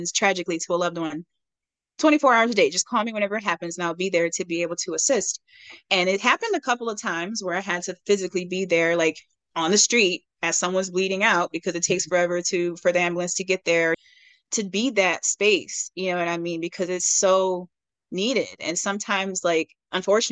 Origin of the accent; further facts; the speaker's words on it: Detroit, Michigan, United States; I'm from Detroit.